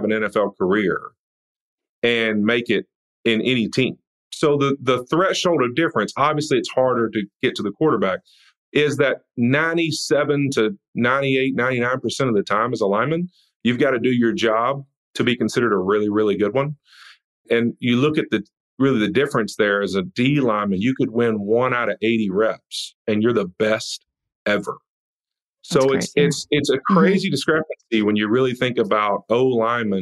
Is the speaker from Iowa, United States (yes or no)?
no; North Louisiana, United States; now in California, United States; I grew up in North Louisiana